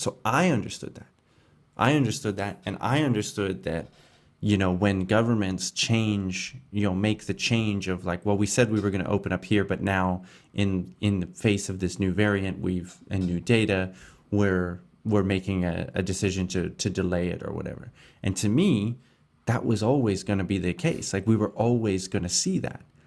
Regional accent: Canada; moved away; my home country of Canada

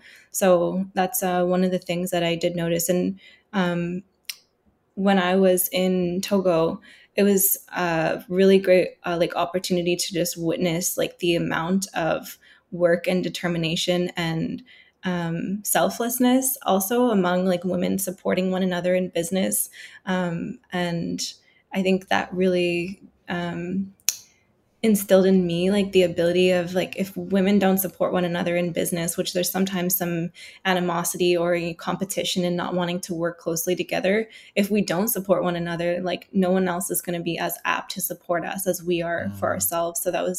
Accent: Halifax, Nova Scotia, Canada; I grew up in Halifax in the North End. Like I went to the schools all through like Halifax North End and Oxford and St. Joe's and everything like that and took French immersion.

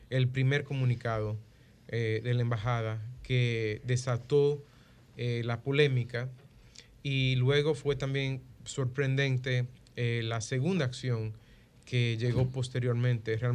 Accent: Dominican Republic; defender a la República Dominicana, a nuestras empresas y si hay cualquier elemento que nosotros como República Dominicana podamos mejorar

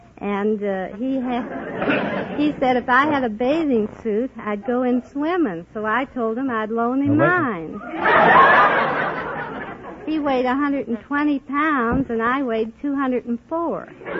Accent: St. Louis, Missouri, United States; I'm from St. Louis, Missouri, about 10 minutes' ride from the river on a streetcar.

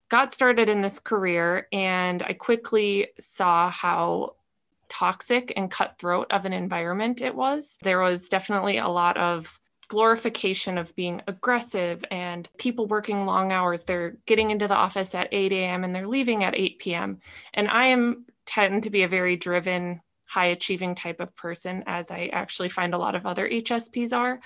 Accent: Minnesota, United States; moved away as an adult; now in California, United States; I grew up in Minnesota in a small town

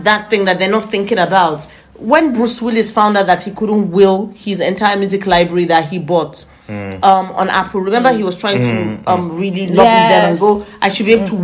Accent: Nigeria; now in United Kingdom; how I grew up, growing up in Nigeria.

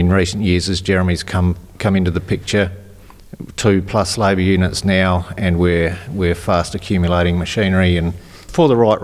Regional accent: Inman Valley, South Australia, Australia; now in Coombe, Australia; I grew up in Inman Valley

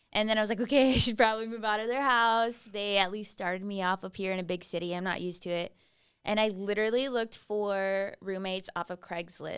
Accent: Kingsville, Texas, United States; now in San Antonio, United States; I grew up in Kingsville, Texas

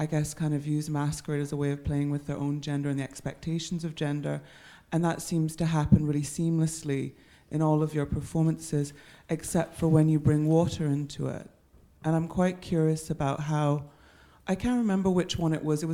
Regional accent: Barbados; I'm from the Caribbean, and there we think of the sea in a very particular way in Barbados.

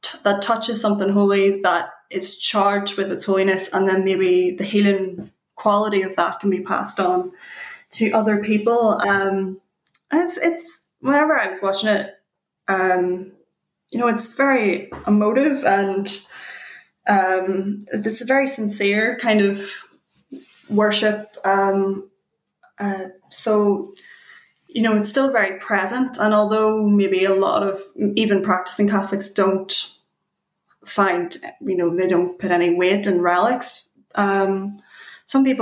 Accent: Belfast, Northern Ireland, United Kingdom; I suppose we're both from Belfast

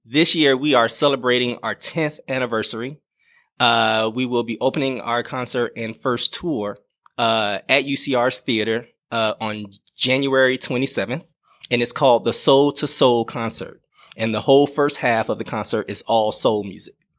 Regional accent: Miami, Florida, United States; moved away; I grew up in Miami, Florida

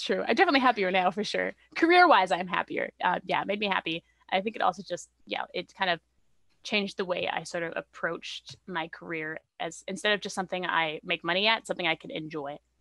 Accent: Canada; also born or lived in Vancouver; I'm Canadian, so I'm, I'm pretty fairly settled here.

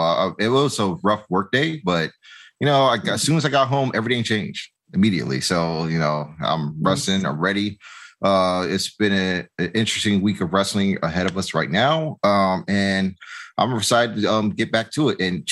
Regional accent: Richmond, Virginia, United States; moved away as an adult; also born or lived in Atlanta, Georgia; now in Stone Mountain, United States; I'm originally born and raised in Richmond, Virginia. I moved to Atlanta 3 years ago. And currently located in Stone Mountain.

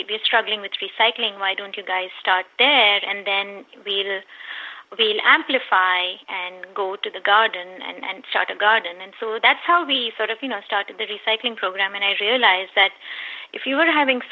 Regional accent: India; moved away as an adult; now in San Diego, United States; I was born and brought up in India.

